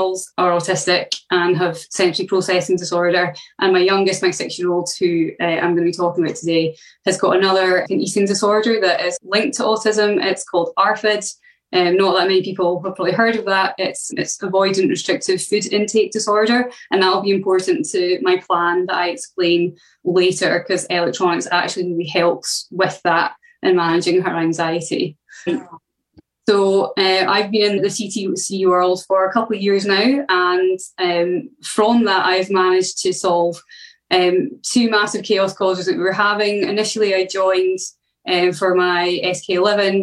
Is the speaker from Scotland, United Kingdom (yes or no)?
yes; Scotland, United Kingdom; I come from Scotland.